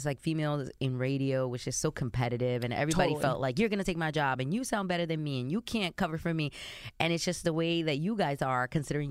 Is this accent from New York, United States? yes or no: yes; New York City, New York, United States; born or raised there